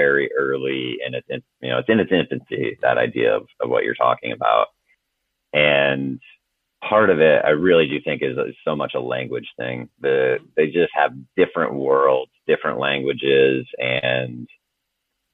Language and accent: English; Clark, South Dakota, United States; moved away; also born or lived in Raymond, South Dakota / Vermillion, South Dakota / Washington DC; I was born and raised in South Dakota